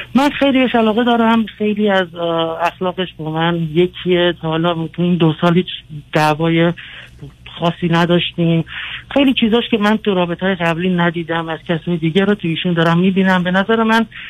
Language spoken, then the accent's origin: Persian; United States; also born or lived in Iran; من اینجا تو آمریکا بزرگ شدم